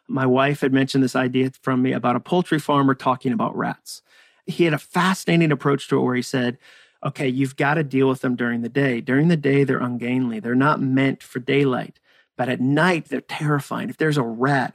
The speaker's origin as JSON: {"language": "English", "area": "near Walden Pond", "region": "Massachusetts", "country": "United States", "tie": "born or raised there", "also_born_or_lived": "Birmingham, Alabama / Hudson, Massachusetts", "moved": "as an adult", "said": "I grew up near Walden Pond in Massachusetts. I grew up in New England."}